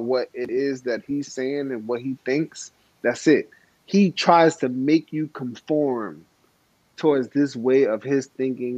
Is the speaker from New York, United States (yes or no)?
yes; New York, United States; I'm from New York